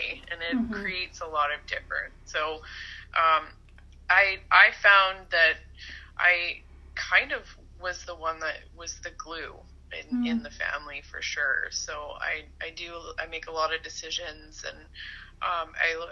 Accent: Port Alberni, British Columbia, Canada; also born or lived in Kelowna, British Columbia; grown up in BC. I was born on Vancouver Island in Port Alberni. I spent most of my life there, kind of all over the island.

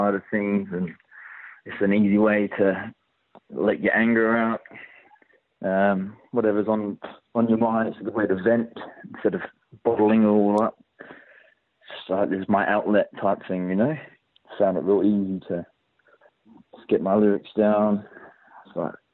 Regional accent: Perth, Western Australia, Australia; born or raised there; also born or lived in Portsmouth, England

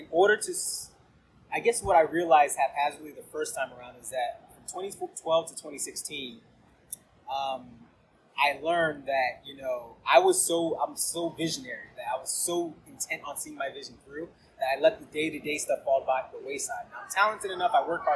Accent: Northern Virginia, United States; I grew up in the Northern Virginia area

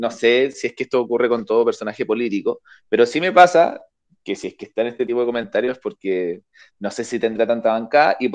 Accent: Chile; Les cuento que soy de Chile

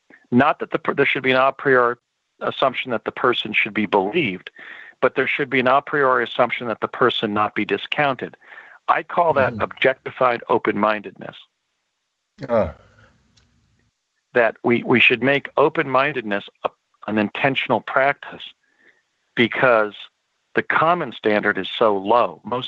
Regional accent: United States; We grew up in the United States at a time when there were still fields and woodlands near our homes.

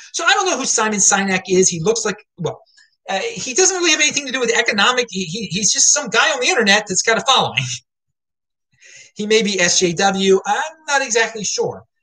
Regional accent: Baltimore, Maryland, United States; I'm some guy from Baltimore

